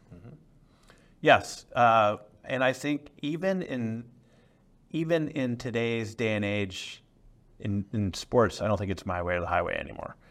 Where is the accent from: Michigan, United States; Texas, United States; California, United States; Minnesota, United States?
California, United States; San Francisco Bay Area; I grew up in the San Francisco Bay Area